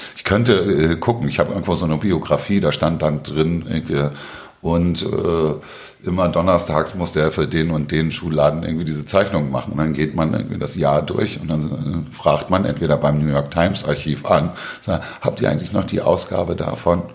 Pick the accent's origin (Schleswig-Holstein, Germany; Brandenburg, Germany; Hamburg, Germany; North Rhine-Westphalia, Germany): Hamburg, Germany; komme aus Hamburg-Altona, bin hier auch geboren